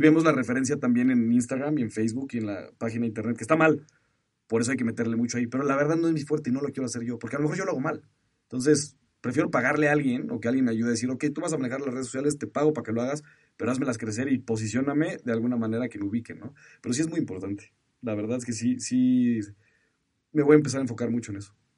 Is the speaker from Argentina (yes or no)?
no; Mexico; soy mexicano